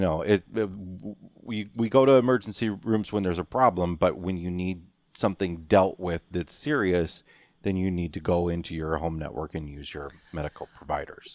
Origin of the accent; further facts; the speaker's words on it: Western Illinois, United States; moved away; we're in the Quad Cities, my hometown, uh, Western Illinois